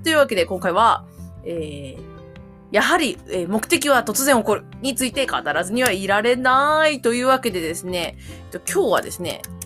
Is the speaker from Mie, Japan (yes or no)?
yes; Mie, Japan; moved away; also born or lived in Koshigaya; うちの実家の三重県